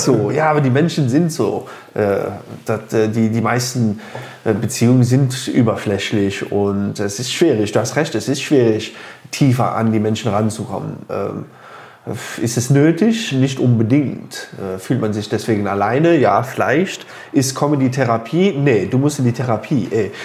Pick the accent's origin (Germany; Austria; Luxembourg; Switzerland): Luxembourg; also born or lived in Phoenix, Arizona, United States; Ich bin in Phoenix, Arizona geboren und hier in Luxemburg bin ich aufgewachsen.